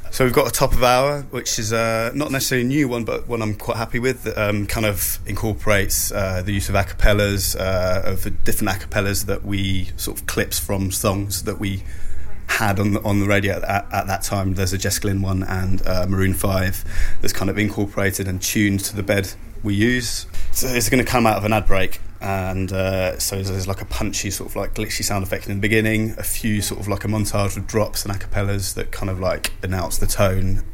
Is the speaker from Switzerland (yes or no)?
yes; Switzerland; now in United Kingdom; I grew up in Switzerland